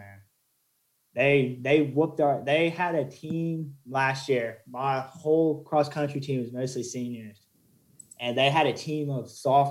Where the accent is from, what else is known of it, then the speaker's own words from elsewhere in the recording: Staunton, Virginia, United States; So I'm from Stanton, Virginia. I go to Liberty University. I graduated from Wilson Memorial High School. So I'm from there, you know.